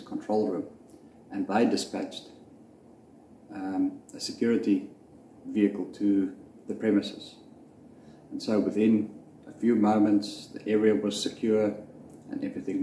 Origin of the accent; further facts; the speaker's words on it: South Africa; I grew up in South Africa